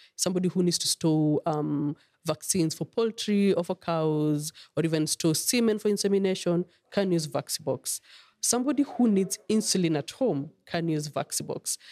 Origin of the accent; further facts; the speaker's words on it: Kenya; as a mother, as a Kenyan